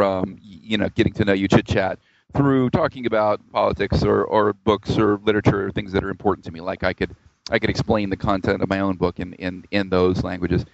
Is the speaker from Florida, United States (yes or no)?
no; Georgia, United States; also born or lived in Tennessee / Arkansas / New Orleans, Louisiana; I grew up around the South in the U.S., mostly in Georgia, but I was born in Tennessee and I lived in Arkansas